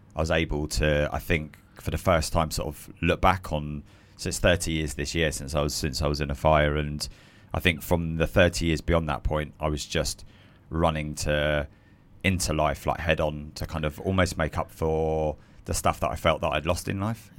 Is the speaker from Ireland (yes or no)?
no; Croydon, London, United Kingdom; I'm a South London boy, so I was born in South London, and then my parents uh, moved just a little bit out to Croydon. So really, I'm a, a Croydon boy